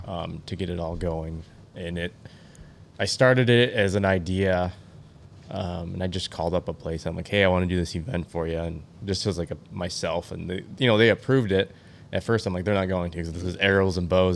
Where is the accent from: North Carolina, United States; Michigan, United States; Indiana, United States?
Michigan, United States; born and raised in Michigan